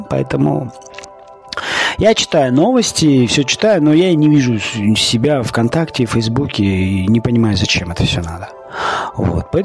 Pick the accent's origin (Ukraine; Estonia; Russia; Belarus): Russia; Siberia; Я человек из Сибири, да, живу сейчас не в Сибири, и очень страдаю от того, что нет леса.